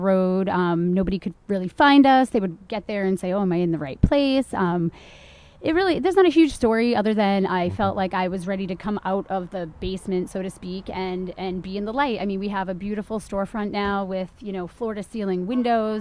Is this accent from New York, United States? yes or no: no; Maine, United States; also born or lived in California / Rockland, Massachusetts; now in Massachusetts, United States; I was lucky to be born and raised in Maine